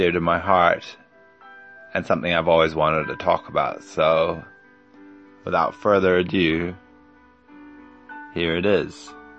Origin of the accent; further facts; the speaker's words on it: Munich, Bavaria, Germany; moved away as an adult; also born or lived in Stockholm, Sweden / New Jersey, United States / Berlin; So I was born in Sweden in 1975 in Stockholm, and when I was very young, about 5 months, we moved to New Jersey, and I grew up there until I was about 5 years old. Moved to Germany, to Berlin, and then Munich till I was 18